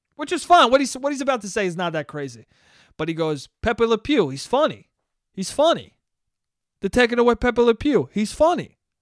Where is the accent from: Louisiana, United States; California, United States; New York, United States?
New York, United States; Westchester; my hometown is, is a racist place. Westchester is a racist place